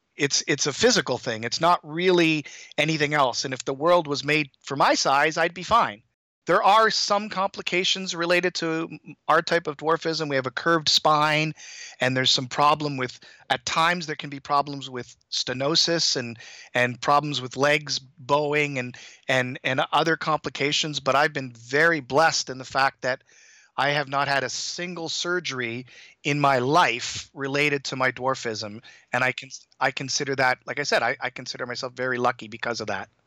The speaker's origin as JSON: {"language": "English", "town": "Toronto", "region": "Ontario", "country": "Canada", "tie": "born or raised there", "also_born_or_lived": "Hong Kong", "moved": "as an adult", "lives_now": "Boston area, United States", "said": "I grew up in Toronto"}